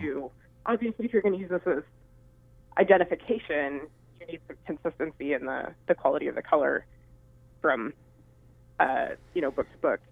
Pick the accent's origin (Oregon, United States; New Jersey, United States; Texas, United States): Oregon, United States; Hood River; I'm from Hood River, Oregon, originally.